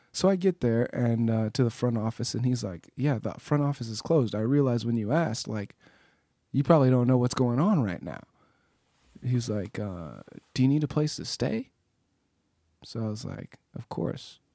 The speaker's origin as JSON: {"language": "English", "town": "Pasadena", "region": "California", "country": "United States", "tie": "born or raised there", "said": "I grew up in Pasadena"}